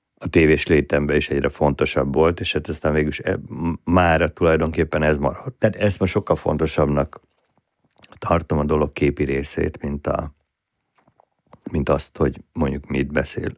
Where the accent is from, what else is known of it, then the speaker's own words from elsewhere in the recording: Budapest, Hungary; Budai gyerek vagyok, elég furcsa konstrukció vagyok, budai proli gyerek